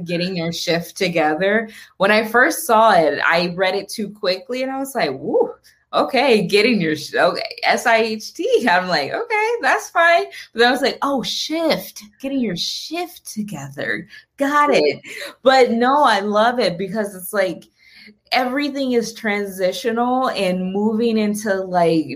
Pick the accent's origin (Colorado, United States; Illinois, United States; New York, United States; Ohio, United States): Ohio, United States; Toledo; also born or lived in Columbus, Ohio; we moved to Columbus from Toledo